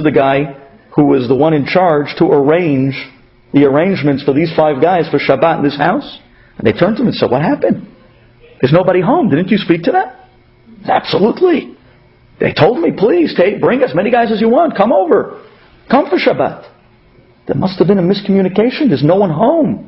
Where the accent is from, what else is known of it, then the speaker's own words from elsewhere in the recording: New York City, New York, United States; accent: Brooklyn; they made fun of me with my Brooklyn accent